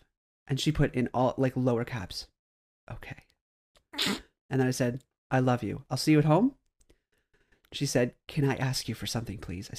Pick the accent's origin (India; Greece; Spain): Greece; She said, great. Where are you from? And I said, Greece.